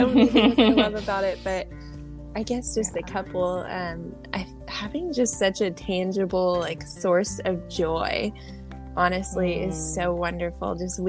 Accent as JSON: {"language": "English", "region": "Texas", "country": "United States", "also_born_or_lived": "San Diego", "moved": "as an adult", "said": "We're both from Texas, different parts of Texas, but my husband was in the Navy. So we spent some time in San Diego"}